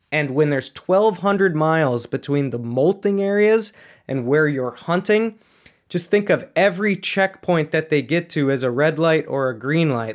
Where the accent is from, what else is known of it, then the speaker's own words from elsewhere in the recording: Minnesota, United States; growing up in Minnesota